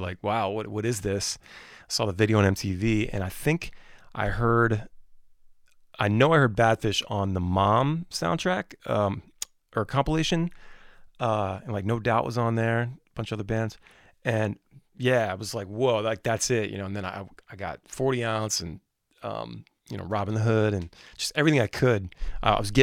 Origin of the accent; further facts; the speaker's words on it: Maryland, United States; we're from Maryland